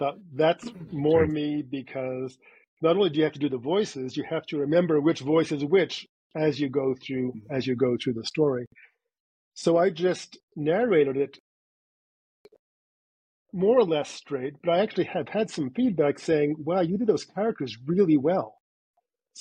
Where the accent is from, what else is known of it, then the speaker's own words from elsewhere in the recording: Montreal, Quebec, Canada; accent: Canadian; moved away as an adult; now in United States; in my hometown, which is Montreal